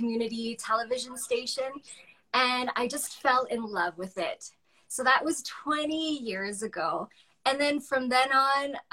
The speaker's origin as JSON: {"language": "English", "town": "Calgary", "region": "Alberta", "country": "Canada", "tie": "born or raised there", "also_born_or_lived": "Yorkton, Saskatchewan", "moved": "as an adult", "said": "I grew up in Calgary"}